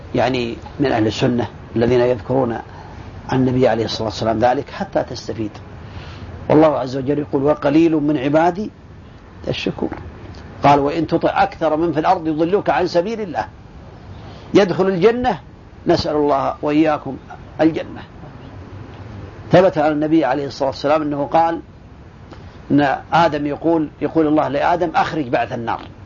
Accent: Saudi Arabia; عندنا في السعودية

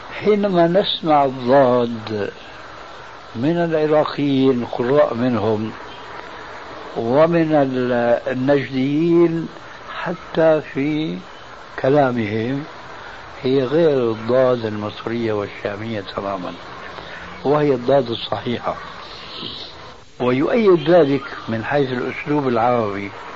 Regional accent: Damascus, Damascus Governorate, Syria; عندنا في سوريا

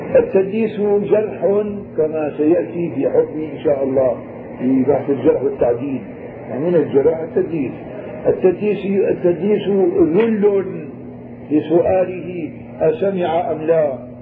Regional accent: Syria; نحن عندنا بالشام هون

